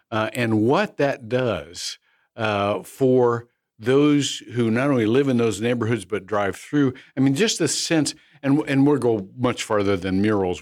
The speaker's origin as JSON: {"language": "English", "region": "Midwest", "country": "United States", "tie": "born or raised there", "said": "I grew up in the Midwest where you know, working men just had meat and taters"}